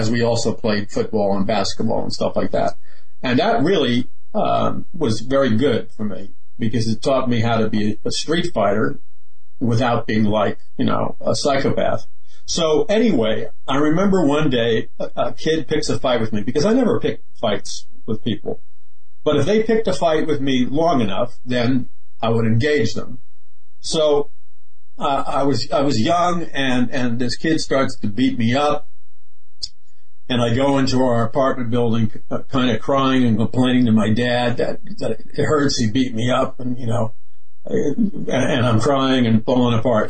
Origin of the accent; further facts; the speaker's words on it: New York City, New York, United States; I was raised in Queens, Jackson Heights, Queens